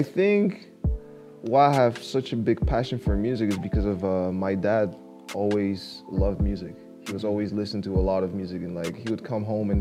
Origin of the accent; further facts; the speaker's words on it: Poland; I grew up in Poland